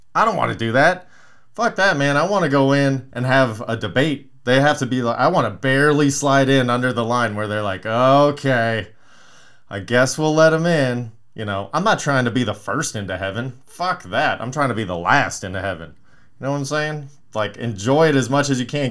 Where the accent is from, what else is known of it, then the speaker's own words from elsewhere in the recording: Palmdale, California, United States; I grew up in Palmdale